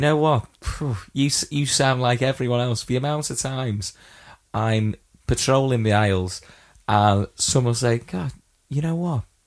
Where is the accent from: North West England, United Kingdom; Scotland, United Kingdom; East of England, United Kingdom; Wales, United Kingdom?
North West England, United Kingdom; Widnes